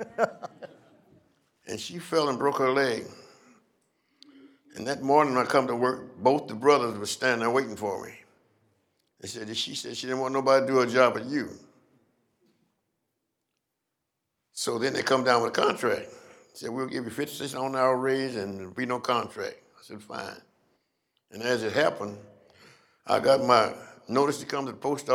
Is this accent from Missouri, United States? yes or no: yes; Columbia, Missouri, United States; Columbia, Missouri.